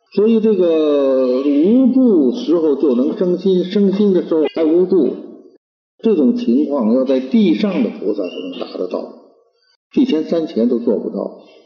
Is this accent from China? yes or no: yes; China; 我们中国人